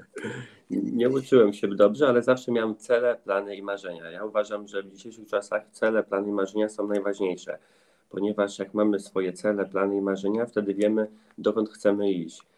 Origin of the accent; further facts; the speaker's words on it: countryside near Grójec, between Warsaw and Radom, Masovian Voivodeship, Poland; ja mieszkam ogólnie między też e, Warszawą a Radomiem, okolice Grójca. Całe życie wychowałem się też na wsi